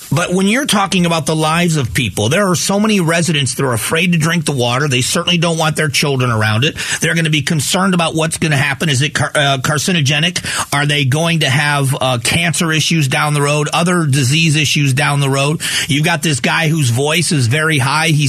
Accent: United States; In the end, as Americans, shouldn't we be concerned

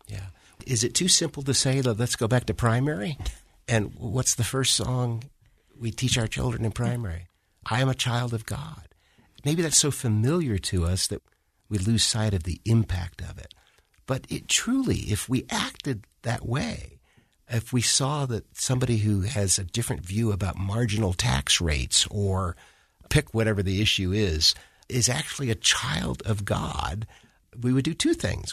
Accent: Washington, District of Columbia, United States; I grew up in Washington, D C.

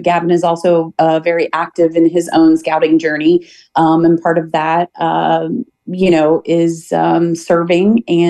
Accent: Catlin, Illinois, United States; we're local here in the community. I grew up in Catlin, Illinois. I'm sure a lot of people know where that's at. If you haven't been there, you should visit. It's a great little town to visit. I've lived here my whole life. My roots are here.

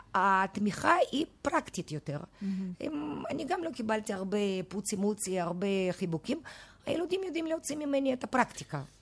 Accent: Moscow, Russia; now in Israel; אני ילידת מוסקבה

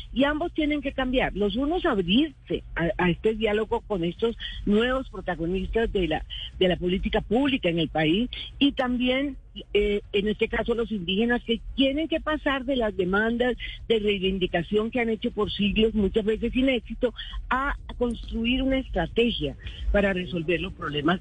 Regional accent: Caribbean coast, Caribbean Region, Colombia; se lo digo como costeña

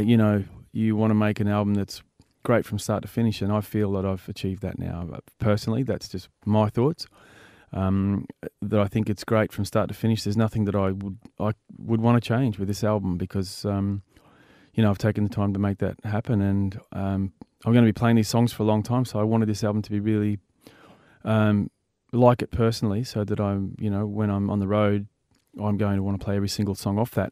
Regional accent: Byron Bay, New South Wales, Australia; I'm from Byron Bay

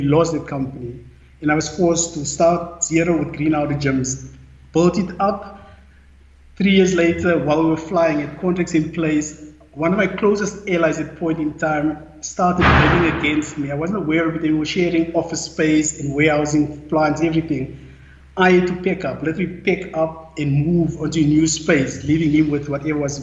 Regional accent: Randfontein, Gauteng, South Africa; I was born in Randfontein on the West Rand, in a normal family

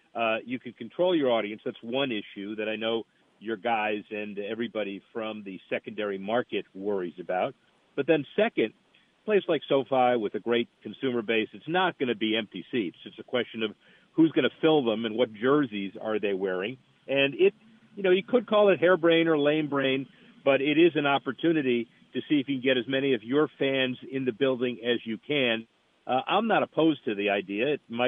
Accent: Tampa, Florida, United States; tourist destinations like my hometown. Like was in Tampa yesterday. I'm here in Tampa today.

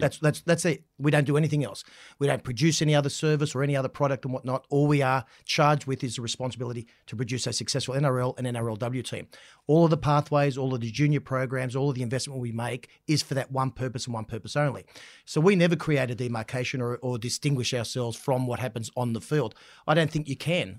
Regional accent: Central Coast, New South Wales, Australia; I grew up on the Central Coast.

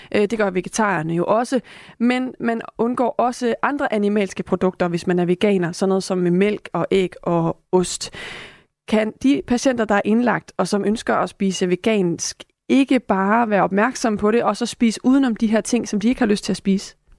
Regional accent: Denmark; som danskere

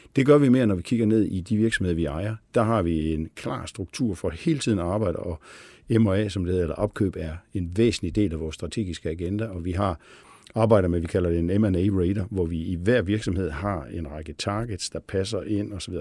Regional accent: Billund, Southern Denmark, Denmark; moved away as an adult; also born or lived in Copenhagen; jeg stammer fra Billund, øh, hvor jo sådan er en meget Lego-orienteret øh, by og har haft øh, sådan Lego ind under huden

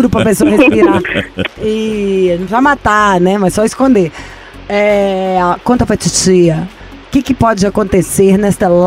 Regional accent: Belo Horizonte, Minas Gerais, Brazil; Sou de BH.

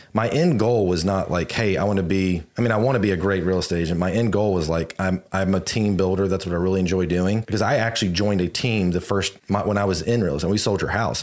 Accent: Virginia, United States; now in Houston, United States; I grew up in Virginia and snow would come

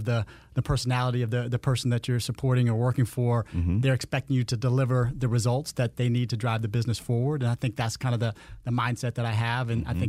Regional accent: Landstuhl, Rhineland-Palatinate, Germany; born there; I was born on Landstuhl, Germany, at a U.S. Army base there.

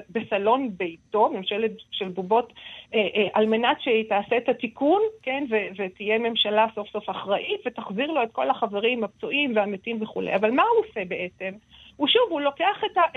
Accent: Israel; בתור סופרת ישראלית

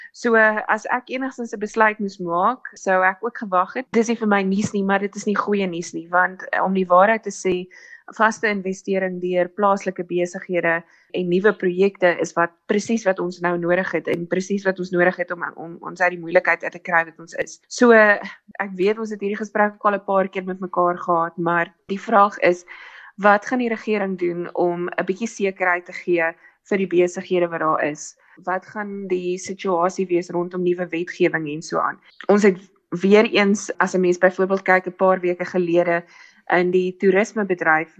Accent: South Africa; ons armer as Suid-Afrikaners

